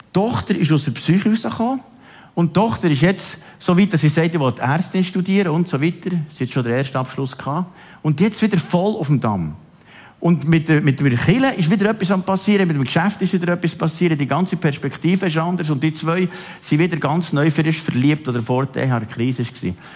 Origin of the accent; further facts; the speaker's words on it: Switzerland; Zum Glück sind wir Schweizer